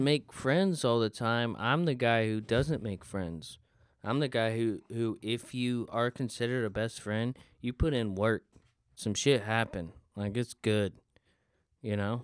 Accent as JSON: {"language": "English", "region": "the South", "country": "United States", "said": "I'm from the South and iced tea is a big thing"}